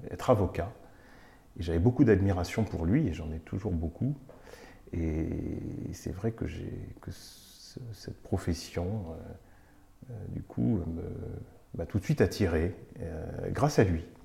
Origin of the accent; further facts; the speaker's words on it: Nantes, Pays de la Loire, France; moved away as an adult; also born or lived in Bordeaux; now in Paris, France; moi j'ai grandi à Nantes, je suis nantais, c'est là que j'ai toutes mes, racines et mon histoire, euh, la première partie de ma vie. J'ai vécu 22 ans à Nantes.